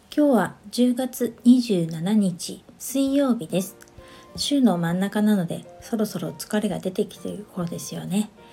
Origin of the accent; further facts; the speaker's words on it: Niigata, Japan; now in Saitama, Japan; 私が新潟出身